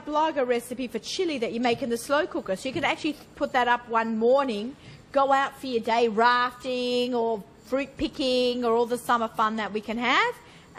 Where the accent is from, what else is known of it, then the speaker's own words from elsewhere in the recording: Sydney, New South Wales, Australia; moved away; I'm from Sydney